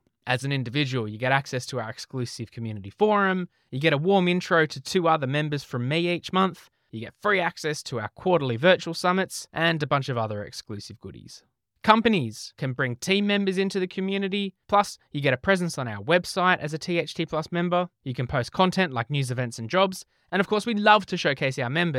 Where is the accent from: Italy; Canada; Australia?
Australia; accent: Australian; Siri still doesn't cope too well with my poor Australian accent